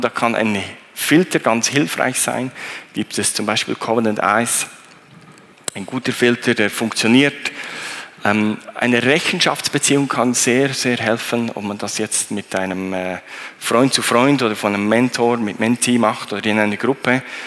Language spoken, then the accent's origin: German; Thun, Bern, Switzerland; ich bin äh, in Thun aufgewachsen